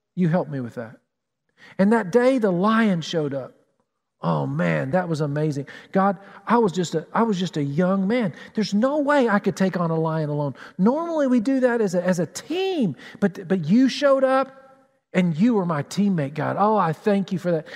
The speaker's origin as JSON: {"language": "English", "region": "Tennessee", "country": "United States", "tie": "born or raised there", "moved": "yes", "lives_now": "Columbus, United States", "said": "Growing up in Tennessee, we had mountains, unlike Flat Columbus"}